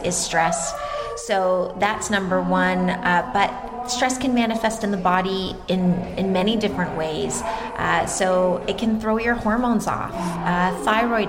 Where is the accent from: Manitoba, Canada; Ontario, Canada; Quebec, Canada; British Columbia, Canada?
Ontario, Canada; Toronto; I'm from Toronto, Canada, so I'm Canadian